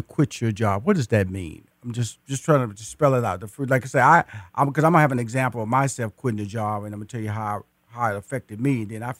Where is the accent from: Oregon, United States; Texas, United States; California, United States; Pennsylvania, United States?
Texas, United States; Houston; And I am a native Houston. I was born in Houston. I went to high school in Houston. I went to college in Houston. I got married in Houston. And I still live in Houston and also live in Atlanta, Georgia.